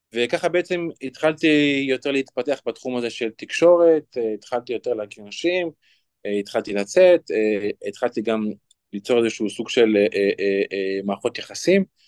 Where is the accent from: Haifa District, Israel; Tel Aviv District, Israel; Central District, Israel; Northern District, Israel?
Central District, Israel; Lod; אני בן 28, מלוד. אני גדלתי בבית